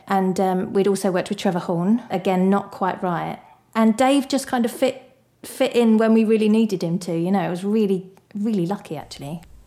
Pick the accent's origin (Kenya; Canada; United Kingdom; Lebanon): United Kingdom; Barking, London; moved away; I didn't actually like growing up in Barking very much